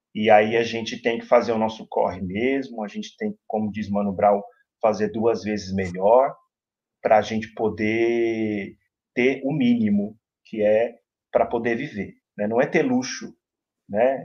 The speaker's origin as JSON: {"language": "Portuguese", "region": "São Paulo", "country": "Brazil", "tie": "born or raised there", "said": "escola do bairro onde eu cresci, onde eu moro, onde eu me formei é, como cidadão, onde eu me formo, onde eu ainda aprendo muito como cidadão, que é a Coab Raposo"}